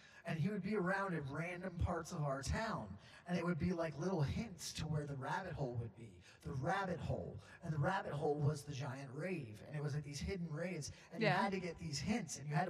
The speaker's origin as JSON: {"language": "English", "region": "Florida", "country": "United States", "tie": "born or raised there", "said": "I grew up in Florida."}